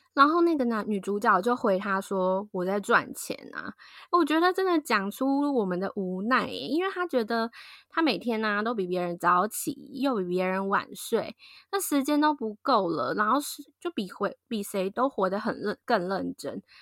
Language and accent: Chinese; southern Taiwan, Taiwan; 就很像我们那种台湾南部人的感觉